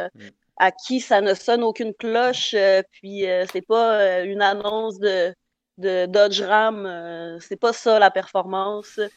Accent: Saint-Bruno-de-Kamouraska, Quebec, Canada; mon village natal, Saint-Bruno de tamouraska

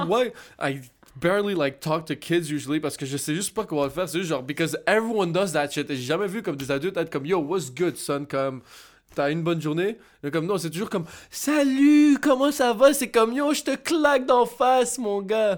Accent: Montreal, Quebec, Canada; j'ai grandi à Cartierville

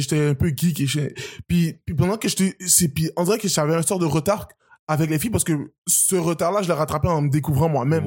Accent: Montreal, Quebec, Canada; also born or lived in United States / Haiti / Terrebonne; J'ai grandi au Québec

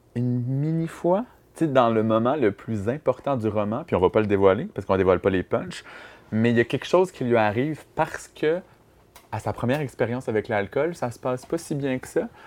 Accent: Amos, Quebec, Canada; à Amos, ma ville natale

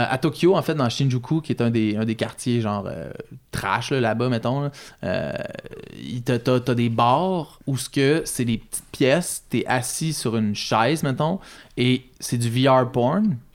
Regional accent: Montreal, Quebec, Canada; ça tu peux euh, leur dire je viens de Montréal, I'm come from Montreal

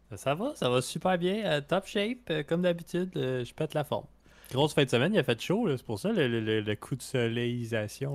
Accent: Canada; en tant que Canadien français

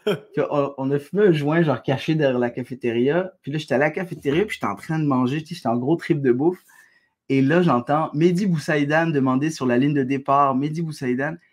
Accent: Algeria; now in Quebec, Canada; Je suis, je suis, algérien, je suis québécois.

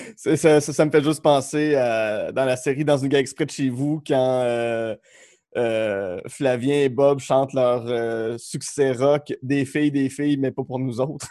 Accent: Outaouais, Quebec, Canada; on vient tous les deux de l'Outaouais

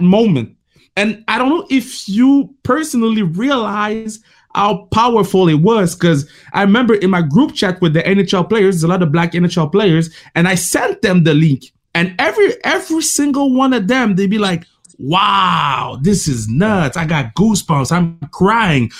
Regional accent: Canada; I'm a black man gr- growing up in Canada

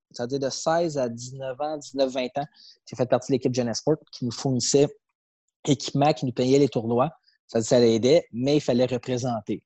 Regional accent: Saint-Eustache, Quebec, Canada; je grandissais à Saint-Eustache

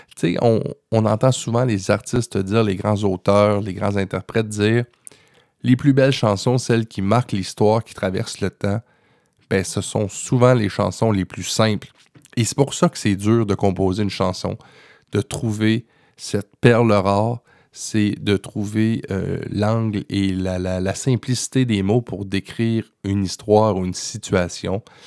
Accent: Quebec, Canada; chez nous au Québec

